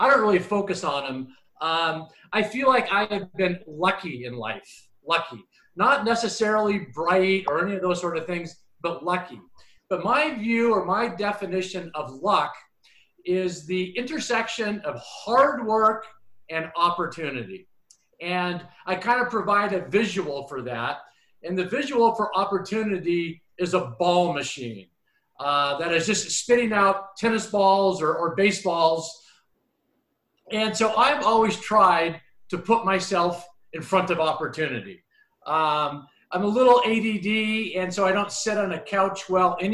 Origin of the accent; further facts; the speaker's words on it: Spokane, Washington, United States; I grew up in Spokane